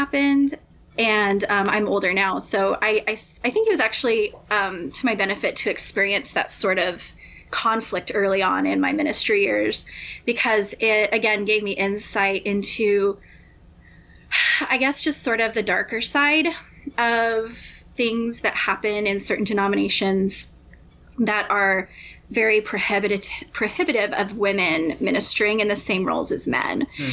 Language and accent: English; Albuquerque, New Mexico, United States; moved away as an adult; also born or lived in Nashville, Tennessee; I'm from Albuquerque, New Mexico. And so that was where I was born and raised